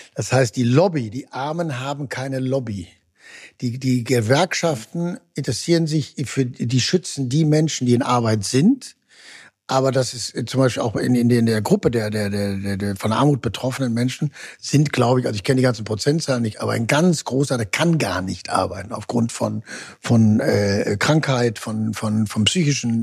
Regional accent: Ruhr area, North Rhine-Westphalia, Germany; ich komme nun aus dem Ruhrgebiet, das war sehr stark sozialdemokratisch

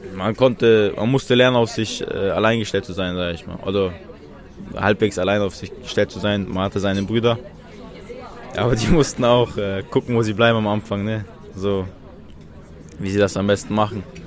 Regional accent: Chechnya, Russia; now in Berlin, Germany; ich komme aus Tschetschenien.

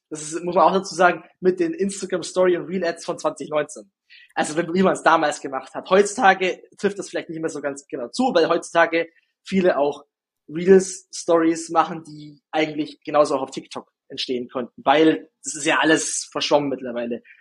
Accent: Günzburg, Bavaria, Germany; accent: Günzburg dialect; now in Ulm, Germany; Ich komme ja nicht aus Ulm direkt, sondern man hört es ja so ein bisschen meinem. Mhm. Ich, ich habe jetzt keinen krassen Dialekt mehr, aber ich, hab, ich bekomme es nicht raus.

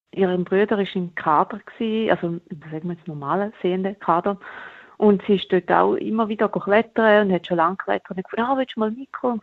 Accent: Toggenburg, St. Gallen, Switzerland; in Toggenburg, wo ich aufgewachsen bin.

